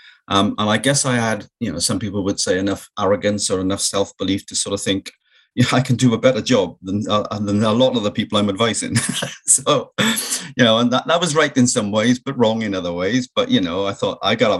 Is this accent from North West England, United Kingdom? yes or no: no; South Wales, United Kingdom; it's very much a mining community that I was brought up in Wales.